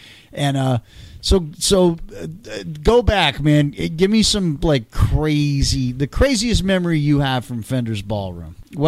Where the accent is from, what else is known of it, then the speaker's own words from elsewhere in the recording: California, United States; I was telling these guys growing up in California, like, gang culture, like, permeated everything in California.